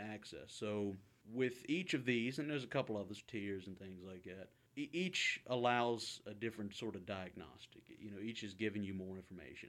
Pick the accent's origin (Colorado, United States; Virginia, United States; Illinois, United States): Virginia, United States; Halifax; moved away as an adult; now in Kingston, Canada; originally from, and uh, this is kind of an added layer of, of humor to it, uh, Halifax, but the one in Virginia